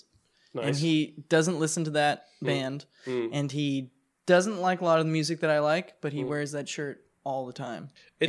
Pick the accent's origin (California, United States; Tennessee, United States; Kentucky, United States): California, United States; San Diego; I'm from San Diego.